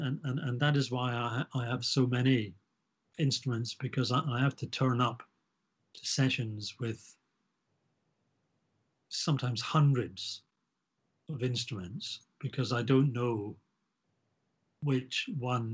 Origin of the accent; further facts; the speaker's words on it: Scotland, United Kingdom; growing up in Scotland